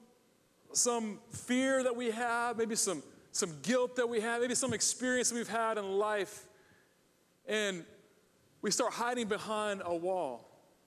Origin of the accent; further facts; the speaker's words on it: Ohio, United States; also born or lived in Michigan / California / Charlotte, North Carolina; now in Virginia Beach, United States; I grew up in Ohio, go Buckeyes.